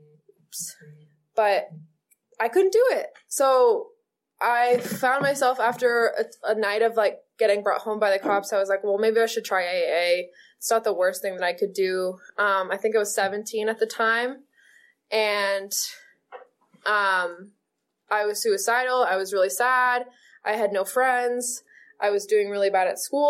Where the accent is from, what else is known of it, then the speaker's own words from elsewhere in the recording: Maine, United States; moved away as an adult; now in California, United States; I got to move to California. I'm from Maine